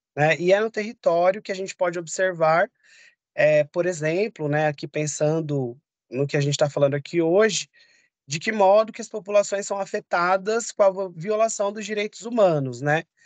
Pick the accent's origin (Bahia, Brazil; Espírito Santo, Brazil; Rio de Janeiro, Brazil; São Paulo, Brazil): São Paulo, Brazil; Eu nasci e cresci no bairro de Guaianazes e hoje eu moro no centro de São Paulo.